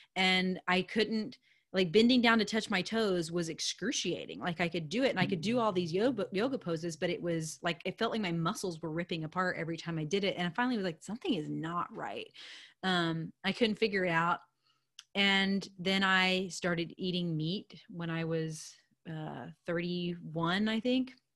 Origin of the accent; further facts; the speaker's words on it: United States; I'm an American girl